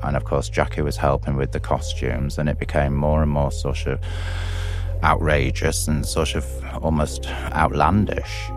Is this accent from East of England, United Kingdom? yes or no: no; Blackpool, North West England, United Kingdom; I'm from Blackpool, which is a seaside resort on the northwest coast of England